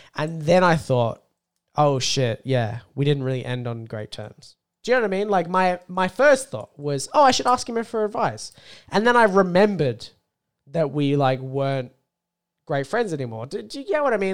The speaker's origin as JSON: {"language": "English", "country": "Australia", "said": "I'm an Australian."}